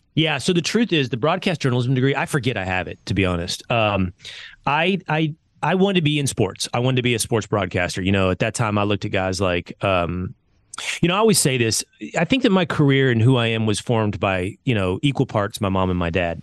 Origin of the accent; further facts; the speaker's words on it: Sherman, Texas, United States; I'm from Sherman, Texas. When I grew up, population thirty thousand